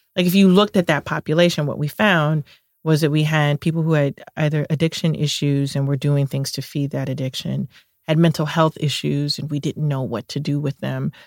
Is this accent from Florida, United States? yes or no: no; Chicago, Illinois, United States; I'm from Chicago. I grew up in the Cabrini Green housing projects